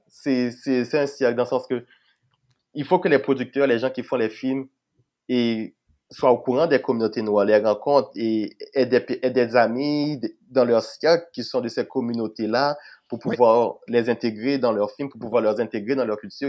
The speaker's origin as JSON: {"language": "French", "country": "Haiti", "moved": "yes", "lives_now": "Quebec, Canada", "said": "je venais d'Haïti"}